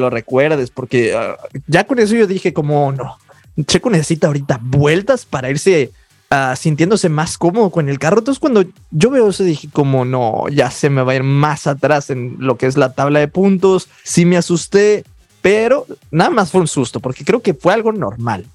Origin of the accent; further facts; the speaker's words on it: Mexico; como mexicanos